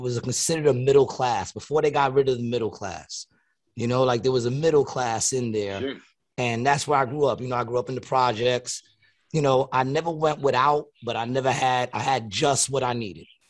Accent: New York City, New York, United States; now in Atlantic City, United States; I grew up in Queens, New York

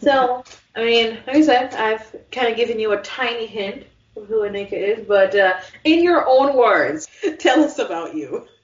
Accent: Jamaica; now in United States; growing up in Jamaica

